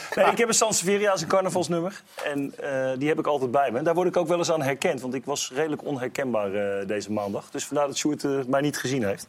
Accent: Breda, North Brabant, Netherlands; ik kom uit het Ginneke.

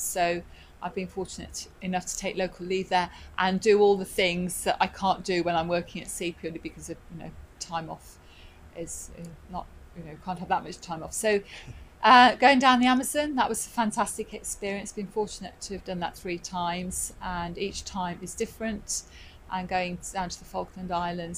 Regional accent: Midlands, United Kingdom; moved away as an adult; I'm from the Midlands, so of course, you know, you don't really have that much involvement with the sea

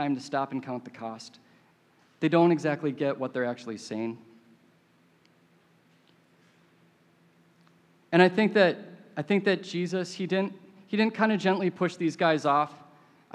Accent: Minneapolis, Minnesota, United States; I grew up in Minneapolis

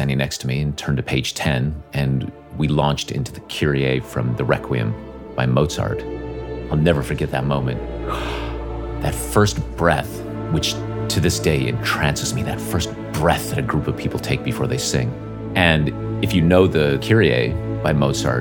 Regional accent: Northern Nevada, United States; I grew up in Northern Nevada

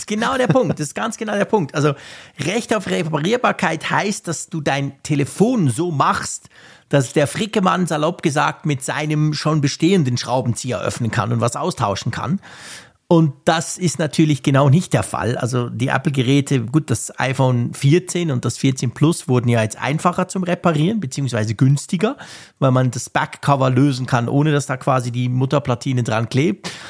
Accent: Switzerland; als Schweizer

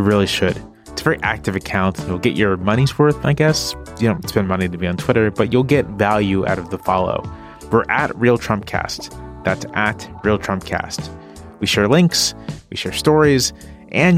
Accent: Virginia, United States; I'm from Virginia.

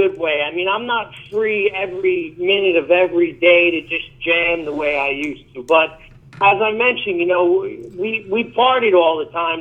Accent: New York, United States; Being from New York and being a rocker

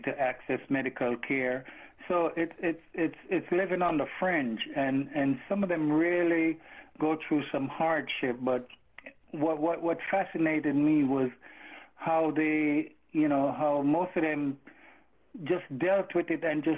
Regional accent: Jamaica; now in New York City, United States; I was born in Jamaica. I was fortunate to, I came here in 1976 because of my mother

